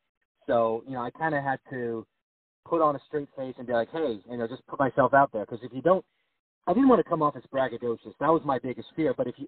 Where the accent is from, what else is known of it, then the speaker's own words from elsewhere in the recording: Boston, Massachusetts, United States; moved away as an adult; now in Nashville, United States; my father's actually from New York, but I was raised in Boston for 20 years. So I'm more of a Bostonian than a New Yorker.